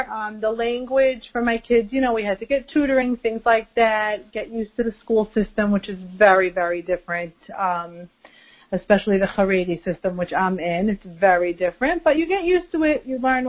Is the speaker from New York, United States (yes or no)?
yes; New York City, New York, United States; moved away as an adult; also born or lived in Deal, New Jersey; now in Israel; So, I'm originally from Brooklyn. I grew up in Brooklyn. I went to Yeshiva Flatbush.